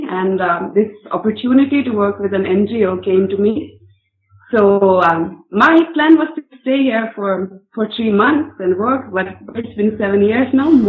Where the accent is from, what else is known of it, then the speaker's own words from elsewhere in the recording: Finland; moved away as an adult; now in Mumbai, India; I'm from Finland, and I first came to India in 2005-2006, around New Year